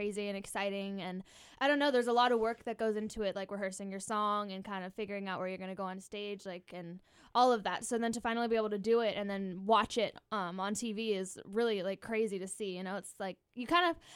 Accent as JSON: {"language": "English", "town": "Santa Rosa", "region": "California", "country": "United States", "tie": "born or raised there", "said": "I grew up in Sonoma County"}